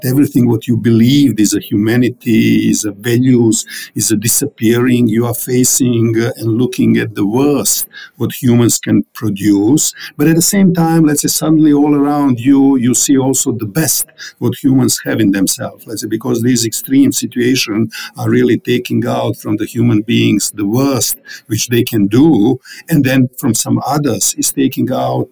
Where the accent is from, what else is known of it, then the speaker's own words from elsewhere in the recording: Sarajevo, Federation of Bosnia and Herzegovina, Bosnia & Herzegovina; English is a second language; moved away as an adult; also born or lived in Zagreb, Croatia; now in Czech Republic; I, I, was born in Bosnia, in a former Yugoslavia. Uh, I have grown up in a city named Sarajevo